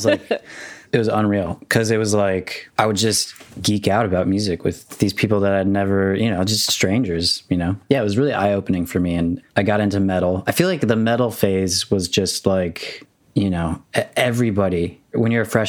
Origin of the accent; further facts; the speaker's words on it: Arizona, United States; born there; also born or lived in Minnesota / Houston, Texas; Kind of all over. I was born in Arizona.